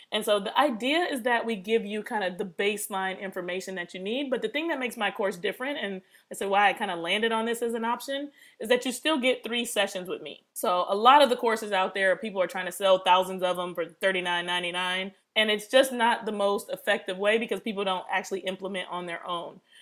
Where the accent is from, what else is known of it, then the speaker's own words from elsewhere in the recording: Detroit, Michigan, United States; also born or lived in Pittsburgh; I was born in Detroit, and I was raised between Detroit and Pittsburgh because my parents split up when I was three